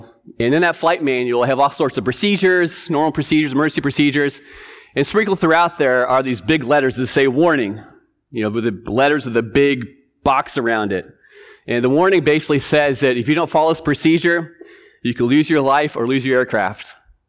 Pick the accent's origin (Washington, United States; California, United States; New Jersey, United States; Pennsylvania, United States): Washington, United States; also born or lived in Rhode Island; So I grew up here in Washington. My father was stationed up at Whidbey, but we spent a couple years back in Rhode Island.